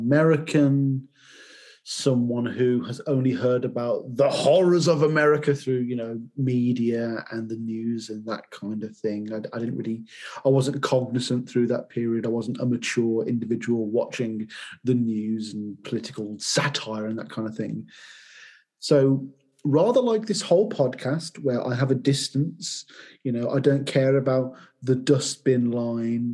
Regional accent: United Kingdom; my countrymen

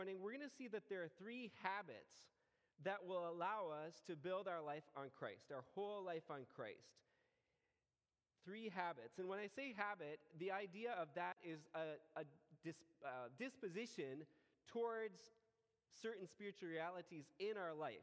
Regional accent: United States; now in Colombia; I'm American, not Colombian.

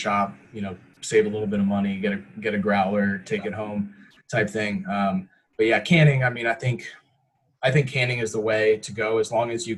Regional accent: Tampa, Florida, United States; I'm born and raised in Tampa

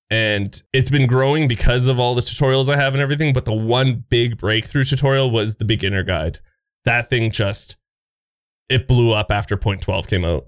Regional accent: Canada; I'm that Canadian friendly guy

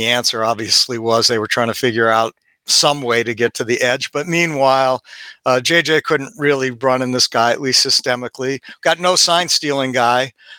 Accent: Ohio, United States; I grew up in Ohio.

